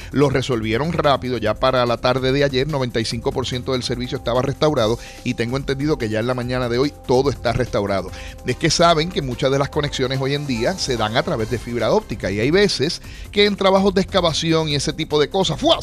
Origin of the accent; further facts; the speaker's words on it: Aguadilla, Puerto Rico; en mi pueblo de Aguadilla